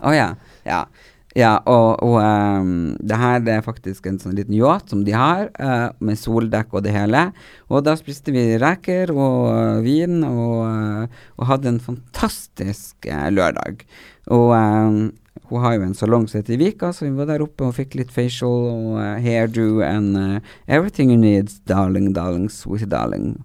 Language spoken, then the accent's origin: Norwegian; Narvik, Nordland, Norway; accent: Narvik; jeg har det den Narvik-greien inni meg siden jeg har bodd der så mange år